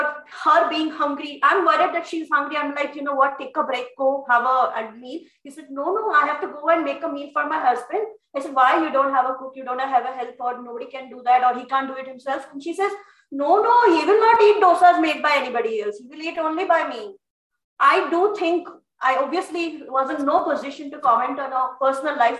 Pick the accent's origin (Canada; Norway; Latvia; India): India; I'm an Indian